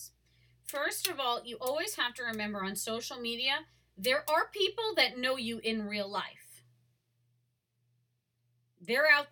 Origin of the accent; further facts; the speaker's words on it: Long Island, New York, United States; I was born and raised in Long Island.